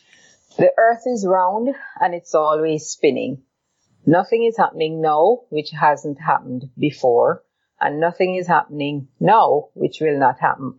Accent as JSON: {"language": "English", "country": "Jamaica", "moved": "as an adult", "lives_now": "Grenada", "said": "But I'm from Jamaica. I'm living in Grenada for the past 15 years almost"}